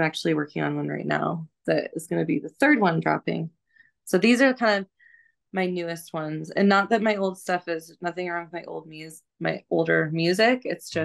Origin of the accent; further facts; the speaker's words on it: Missoula, Montana, United States; moved away; also born or lived in Seattle, Washington; I grew up in Missoula, Montana, and just a really quiet, very low key place